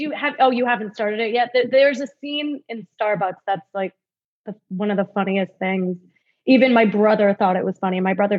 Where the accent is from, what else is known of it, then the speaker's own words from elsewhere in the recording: New York, United States; I'm from New York